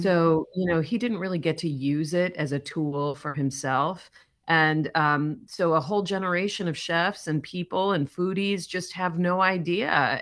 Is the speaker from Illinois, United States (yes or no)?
yes; Chicago, Illinois, United States; I grew up in Charlie's hometown. We went to the same high school